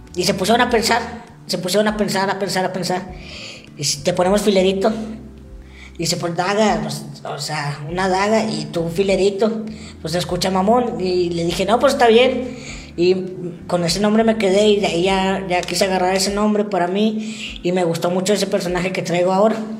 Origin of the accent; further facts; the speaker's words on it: Saltillo, Coahuila, Mexico; yo sí nací aquí en Saltillo.